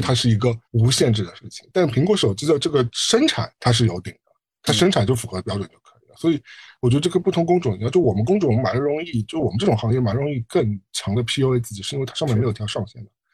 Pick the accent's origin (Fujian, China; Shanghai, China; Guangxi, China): Shanghai, China; now in New York, United States; 我在上海出生，我在纽约嗯。生活那么多年